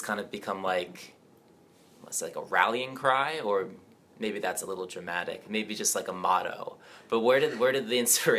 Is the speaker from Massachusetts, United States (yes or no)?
no; New Jersey, United States; I mean, I'm from New Jersey. I'm from a very, very suburban place.